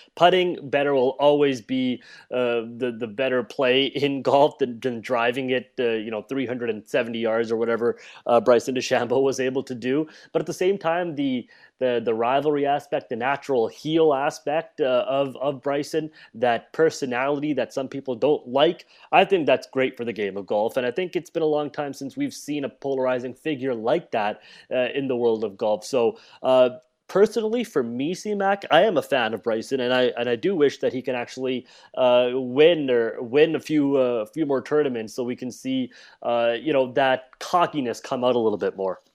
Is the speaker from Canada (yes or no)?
yes; Canada; as Canadians